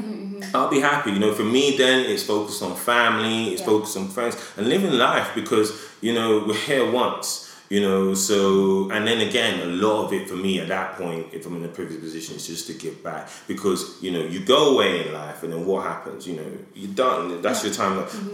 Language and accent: English; Edmonton, Alberta, Canada; I remember when I grew up in Edmonton, you know, and I wanted to go to med school.